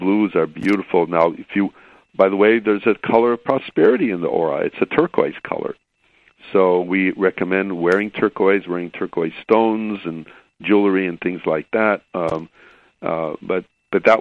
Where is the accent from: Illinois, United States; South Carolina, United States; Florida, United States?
Illinois, United States; Chicago; now in California, United States; I grew up in Chicago